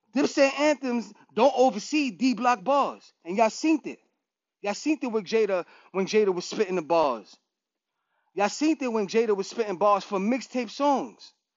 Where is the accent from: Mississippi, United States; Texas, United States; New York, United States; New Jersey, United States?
New York, United States; I'm from New York